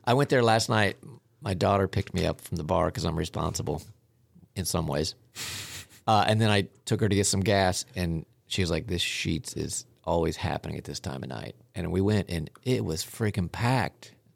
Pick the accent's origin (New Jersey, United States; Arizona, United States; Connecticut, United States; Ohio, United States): Ohio, United States; Southern; I'm from Southern Ohio.